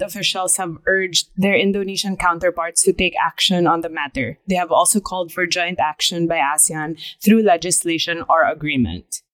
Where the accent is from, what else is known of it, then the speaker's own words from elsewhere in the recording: Manila, Metro Manila, Philippines; moved away; I'm from Manila